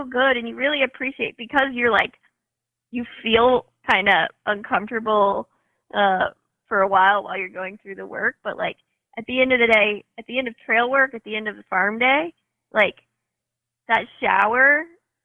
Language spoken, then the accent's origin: English; Northern Kentucky, United States; moved away; also born or lived in Washington State; growing up in Northern Kentucky, we had a garden in the backyard. I worked at McGlasson's Produce in Hebron